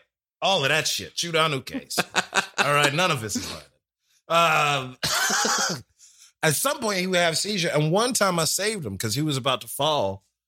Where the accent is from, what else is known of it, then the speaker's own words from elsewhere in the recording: New York City, New York, United States; I'm from Brooklyn.